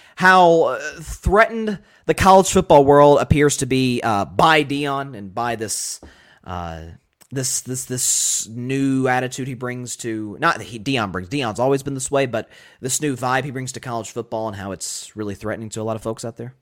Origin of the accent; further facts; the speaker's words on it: Tennessee, United States; I'm obviously from Tennessee